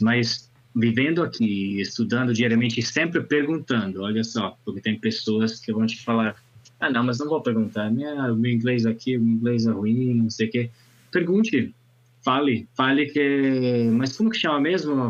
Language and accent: Portuguese; Italy; first language Italian; Portuguese is a second language; now in Brazil; no meu idioma nativo, todo dia estou aprendendo alguma palavrinha nova em italiano